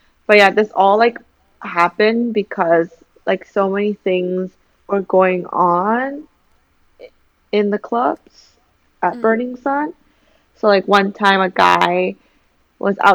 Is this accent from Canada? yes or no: yes; Canada; now in South Korea; growing up in Canada